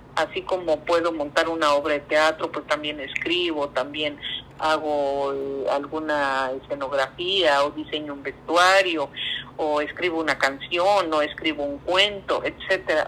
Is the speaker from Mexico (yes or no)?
yes; Veracruz, Mexico; soy una artista veracruzana